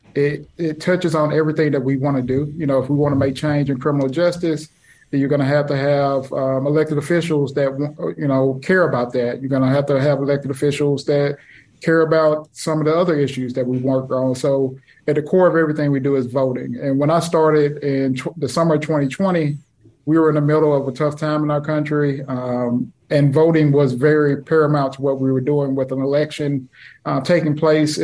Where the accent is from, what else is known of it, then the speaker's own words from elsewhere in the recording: Jackson, Mississippi, United States; also born or lived in Yazoo County, Mississippi; I'm a native Mississippian. I grew up in Jackson, between Jackson and Yazoo County